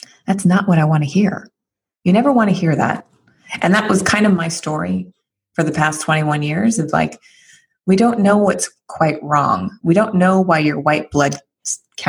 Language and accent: English; San Francisco, California, United States; I live here in San Francisco